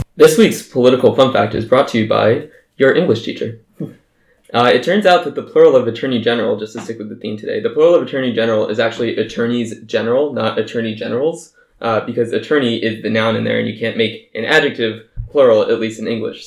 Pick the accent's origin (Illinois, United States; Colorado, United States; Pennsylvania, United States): Colorado, United States; Colorado, my home state